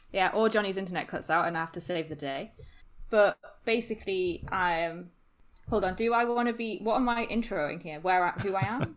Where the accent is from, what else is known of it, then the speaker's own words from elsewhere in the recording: Newcastle upon Tyne, North East England, United Kingdom; moved away as an adult; also born or lived in Sheffield; I'm originally from Newcastle.